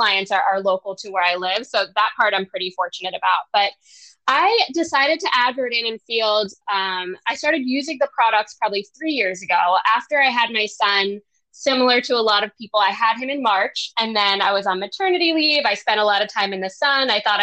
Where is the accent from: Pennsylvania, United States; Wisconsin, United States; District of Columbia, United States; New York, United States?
Pennsylvania, United States; Philadelphia; now in Maryland, United States; I'm from Philadelphia, Pennsylvania